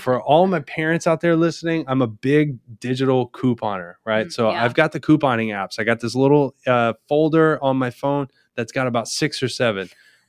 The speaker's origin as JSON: {"language": "English", "region": "Oklahoma", "country": "United States", "said": "And the reason being is that I'm from Oklahoma."}